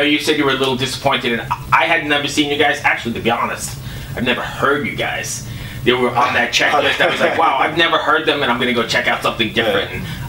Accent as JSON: {"language": "English", "country": "United States", "said": "I'm American"}